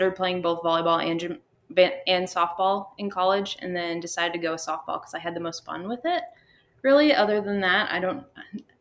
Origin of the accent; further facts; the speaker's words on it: Minnesota, United States; moved away as an adult; also born or lived in Texas; growing up in Minnesota, I never once had a school softball season where we started outside